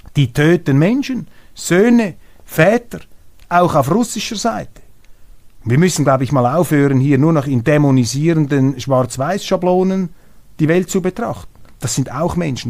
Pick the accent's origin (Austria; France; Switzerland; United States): Switzerland